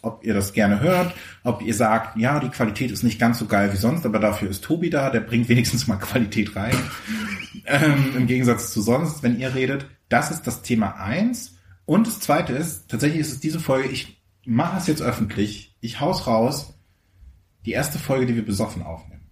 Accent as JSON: {"language": "German", "region": "Mecklenburg-Vorpommern", "country": "Germany", "said": "ich kam halt wirklich aus Mecklenburg-Vorpommern"}